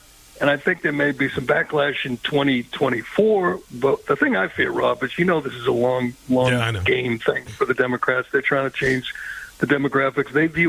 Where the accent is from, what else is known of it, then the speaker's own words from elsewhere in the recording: Boston, Massachusetts, United States; I'm from Boston